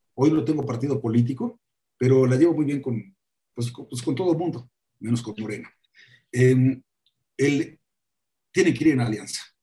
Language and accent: Spanish; Puebla, Mexico; soy poblano y estoy muy orgulloso de todo eso